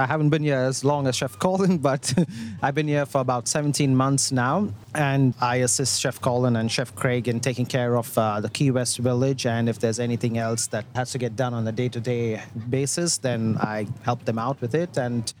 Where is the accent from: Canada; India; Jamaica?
India; moved away; I'm from India.